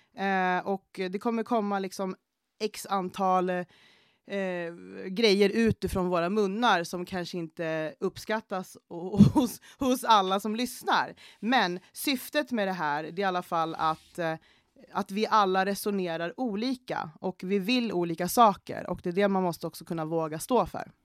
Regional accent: Gävle, Gävleborg County, Sweden; also born or lived in Panama; Jag är uppvuxen i Gävle, Eh, eller jag är född i Panama, men jag är uppvuxen typ i Gävle

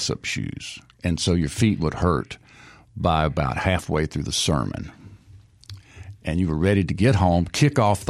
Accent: Booneville, Mississippi, United States; growing up in Boonville, I hung out with Michael Rubenstein and his brother Ted

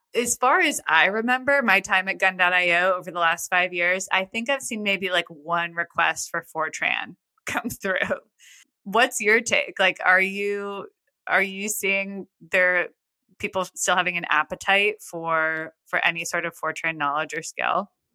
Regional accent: United States; my hometown, which is small.

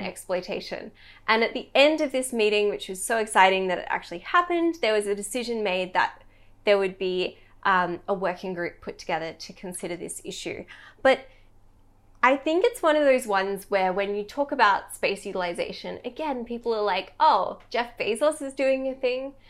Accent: Australia; as an Australian

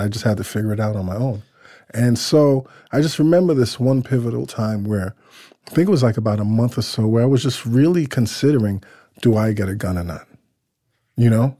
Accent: New York City, New York, United States; I grew up in Crown Heights, the Crown Heights section of Brooklyn

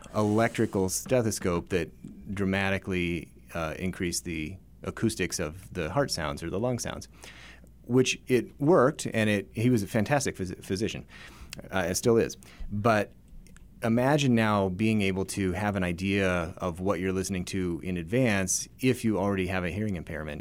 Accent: Reno, Nevada, United States; moved away as an adult; also born or lived in Memphis, Tennessee; I grew up in the Reno, Nevada area

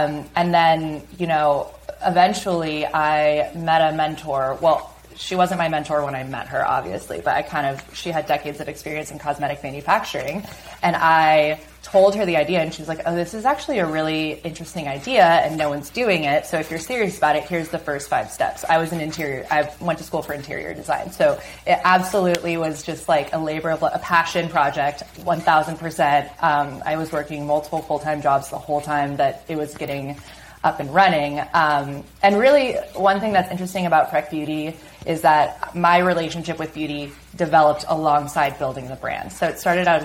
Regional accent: Seattle, Washington, United States; also born or lived in East Los Angeles; now in Los Angeles, United States; growing up in Seattle, you know, there's not a lot of sun

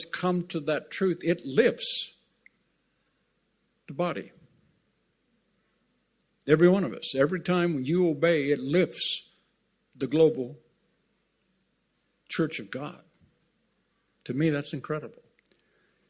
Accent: Southern California, United States; I grew up in Southern California

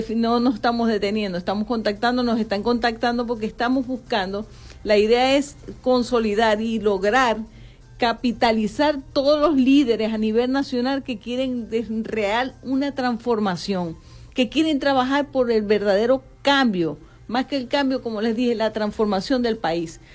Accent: Venezuela; nosotros como venezolanos

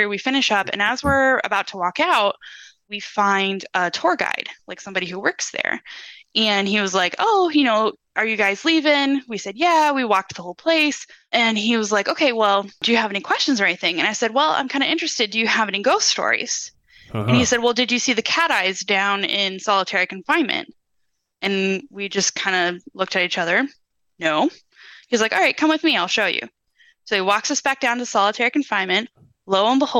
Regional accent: Ohio, United States; also born or lived in Williamsburg, Virginia; now in Virginia, United States; I grew up in Ohio

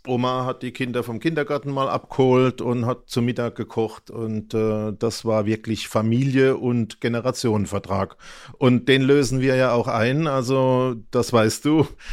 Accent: Germany; Nicht in Mannheim, aber fast. Also, also ich bin eigentlich in der Region geblieben von Beginn an bis heute

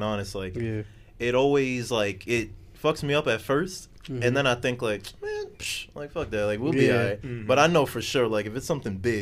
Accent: New York City, New York, United States; growing up, being born and raised in New York

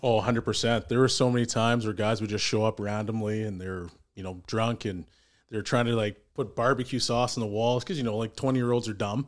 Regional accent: Edmonton, Alberta, Canada; born and raised in Edmonton. I love it here.

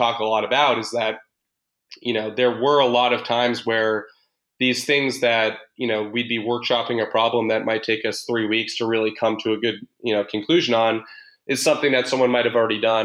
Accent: Boston, Massachusetts, United States; I'm from Boston

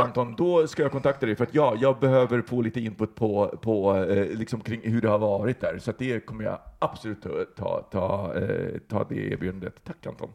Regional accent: Västerbotten County, Sweden; moved away; jag är uppe då hemma i Västerbotten

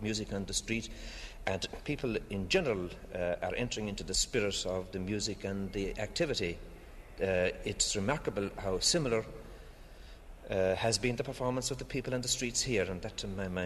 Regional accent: Ireland; we in Ireland have the idea that you know, we are the custodians of culture and tradition

